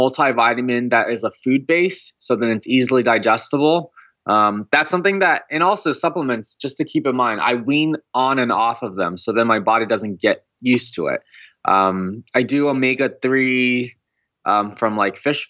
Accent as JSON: {"language": "English", "region": "California", "country": "United States", "tie": "born or raised there", "said": "I grew up in California"}